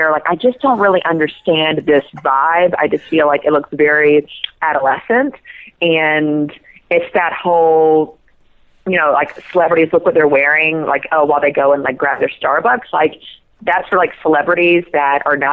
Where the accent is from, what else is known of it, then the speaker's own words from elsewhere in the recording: South Georgia, United States; I'm from South Georgia and I grew up with overalls my whole life